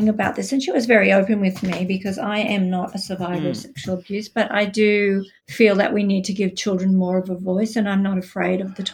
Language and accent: English; Australia; accent: Australian; I'm Australian, as you can probably tell by my accent. Gives me away every time. I live outside Melbourne in Australia.